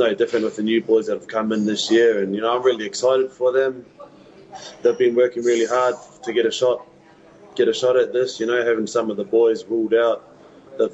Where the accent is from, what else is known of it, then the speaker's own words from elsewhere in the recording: Manurewa, Auckland, New Zealand; being born and bred in Manurewa